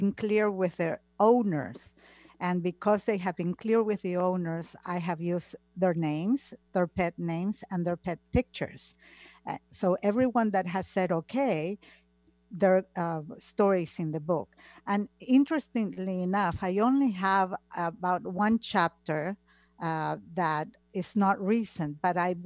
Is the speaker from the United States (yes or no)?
no; Argentina; moved away; I come from Argentina, and Argentina is a very old-fashioned country, like Italy